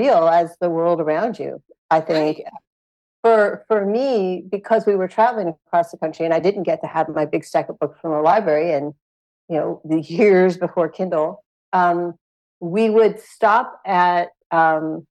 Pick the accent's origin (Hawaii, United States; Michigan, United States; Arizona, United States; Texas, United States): Hawaii, United States; Big Island of; I grew up on the Big Island of Hawaii